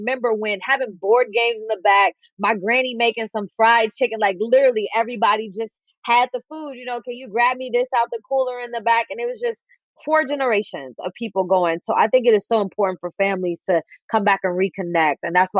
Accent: Oakland, California, United States; We're from Oakland, same thing, where we came from the South and went right to Oakland.

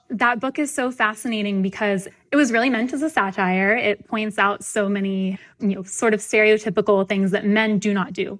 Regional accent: the South, United States; I'm from the South

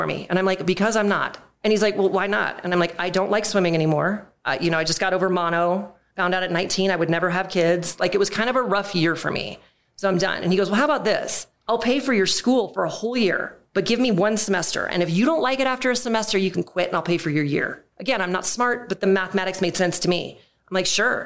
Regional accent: Colorado, United States; I grew up in Colorado

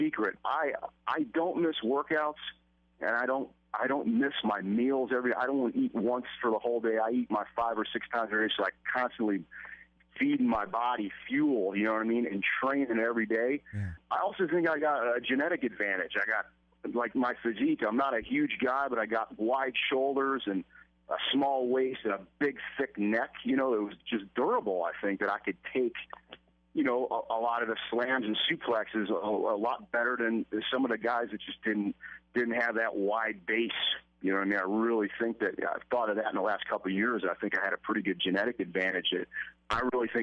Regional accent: Buffalo, New York, United States; moved away as an adult; also born or lived in Long Island, New York; now in Atlanta, United States; I was born and raised in Buffalo, and I lived in a couple different areas in New York

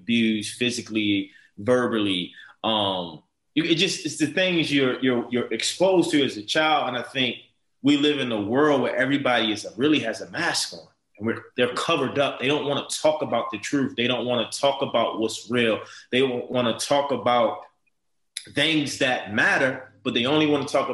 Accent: Baltimore, Maryland, United States; a man growing up in Baltimore City, tough, challenging, drug infested, violence, crime

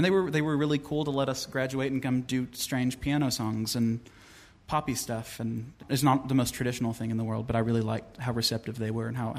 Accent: Van Leer, Kentucky, United States; I'm from Van Leer. It's a really tiny coal town

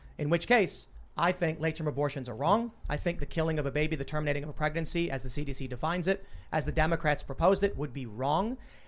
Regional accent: Chicago, Illinois, United States; Inequality among marginalized races growing up in Chicago and experiencing it.

